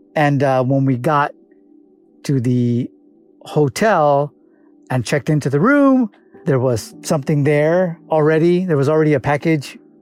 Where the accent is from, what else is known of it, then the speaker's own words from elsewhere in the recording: Los Angeles, California, United States; originally from Los Angeles, California